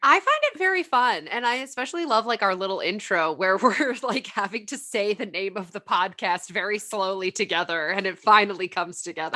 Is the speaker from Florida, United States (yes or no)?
no; California, United States; also born or lived in Arizona / Colorado / Tennessee / New York; born and raised in California